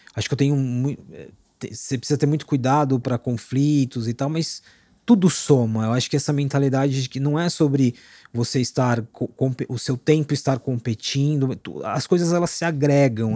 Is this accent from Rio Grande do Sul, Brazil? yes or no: no; Osasco, São Paulo, Brazil; eu sou da periferia de Osasco, nasci, fui criado, continuo morando lá